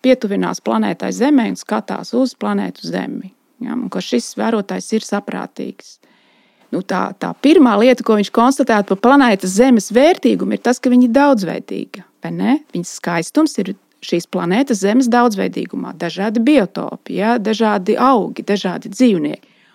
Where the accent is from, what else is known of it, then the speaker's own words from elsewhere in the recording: Latvia; first language Latvian; Jo es esmu latviete. Tas ir mans mantojums, tā ir mana mātes valoda, tā šī ir mana senču zeme